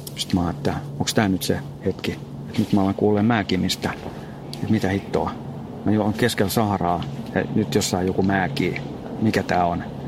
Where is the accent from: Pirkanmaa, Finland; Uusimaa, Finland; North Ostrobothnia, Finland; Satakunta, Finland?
Uusimaa, Finland; Espoo; kotona täällä Espoossa